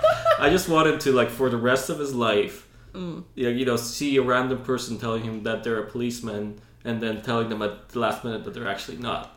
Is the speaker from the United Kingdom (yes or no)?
no; Poland; now in Ireland; Well, I'm not Irish. I'm Polish.